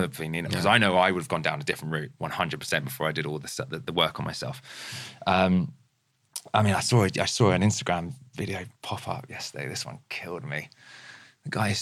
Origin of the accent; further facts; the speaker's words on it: near Farnham, Guildford, Surrey, South East England, United Kingdom; now in Brentford, United Kingdom; I was born and raised near Farnham, Guildford